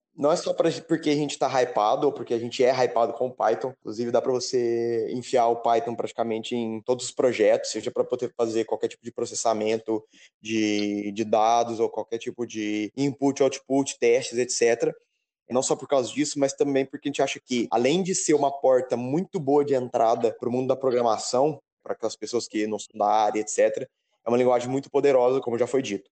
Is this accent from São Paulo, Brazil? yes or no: yes; Terra Roxa, São Paulo, Brazil; moved away as an adult; also born or lived in Lavras; now in Italy; eu sou nascido em Terra Roxa, interior de São Paulo